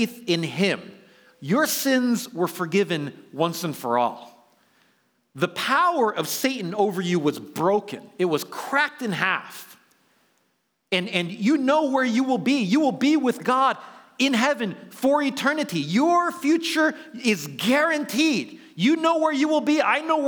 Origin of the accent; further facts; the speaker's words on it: New York City, New York, United States; now in Bay Area, United States; I grew up in New York City, lived in Manhattan